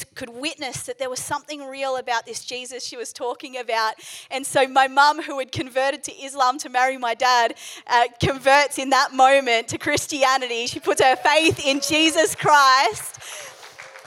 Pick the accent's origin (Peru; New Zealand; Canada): New Zealand; also born or lived in England; I was born in England. We moved to New Zealand when I was about 2 years old